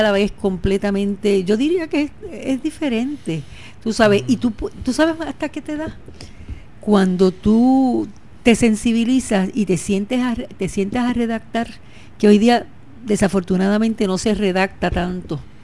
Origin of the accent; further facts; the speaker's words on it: San Sebastián, Puerto Rico; Yo siempre he dicho que soy pepiniana, nunca he dicho que soy de otro sitio. Soy de San Sebastián